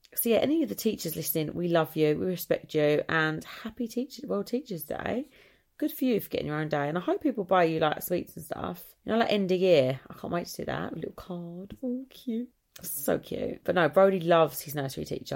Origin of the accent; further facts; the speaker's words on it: Essex, East of England, United Kingdom; I come from Essex